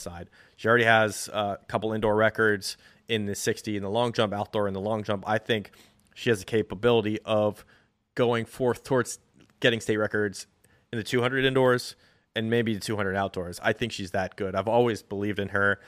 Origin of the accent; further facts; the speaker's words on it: Hershey, Pennsylvania, United States; Pennsylvania, I'm from Hershey. It's my home state